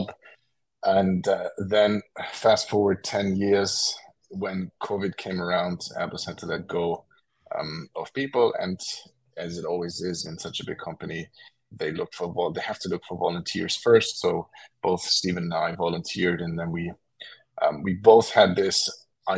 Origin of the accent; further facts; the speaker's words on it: Germany; I was born and raised in Germany